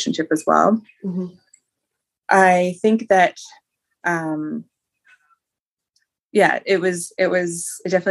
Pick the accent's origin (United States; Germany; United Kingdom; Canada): Canada; Ontario; also born or lived in British Columbia; I decided to leave my hometown where I had gone to high school.